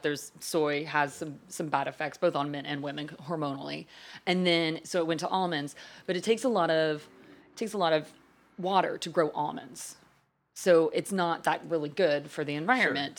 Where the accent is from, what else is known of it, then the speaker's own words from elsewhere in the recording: Wales, United Kingdom; We're just the Welsh.